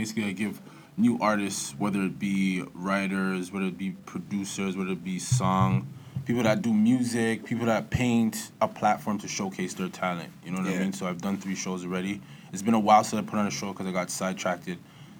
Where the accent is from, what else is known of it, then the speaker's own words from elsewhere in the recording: Toronto, Ontario, Canada; also born or lived in London, Ontario; now in Ajax, Canada; I grew up in the East End. Was really came down from London when I was a little kid. Came down to the West End by Kipling and Albion. Then I moved to Scarborough when I was about 8. Moved to the east side of Scarborough. And yeah, Galloway to be specific.